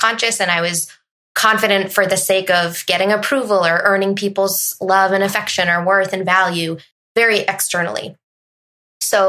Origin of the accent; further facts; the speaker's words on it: Massachusetts, United States; now in New Hampshire, United States; I'm originally from Massachusetts.